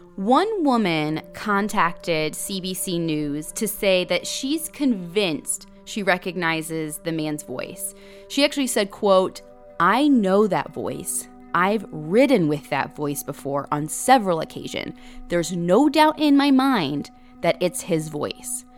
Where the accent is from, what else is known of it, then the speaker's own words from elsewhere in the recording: Middle America, Midwest, United States; we're from Middle America